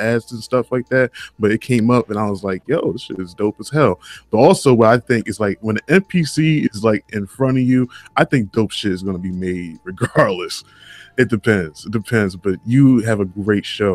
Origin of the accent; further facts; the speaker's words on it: Michigan, United States; me being from Michigan